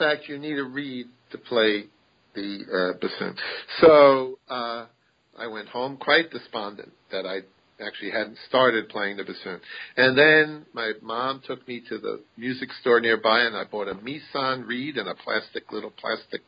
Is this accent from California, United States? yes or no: no; Massapequa, New York, United States; I was born and raised on Massapequa, Long Island, which is on the south shore of Long Island